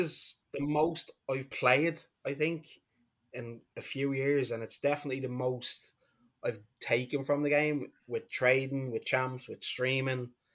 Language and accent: English; Dublin, Leinster, Ireland; I'm from Dublin, Ireland